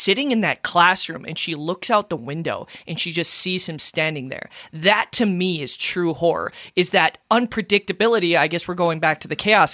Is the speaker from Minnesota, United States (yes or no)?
yes; Minnesota, United States; I'm from Minnesota and I have an accent